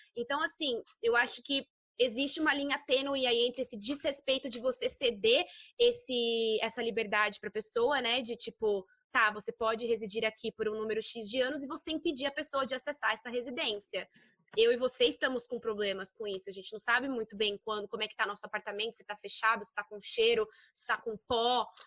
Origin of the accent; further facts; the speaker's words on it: Brazil; moved away as an adult; now in China; nós somos brasileiras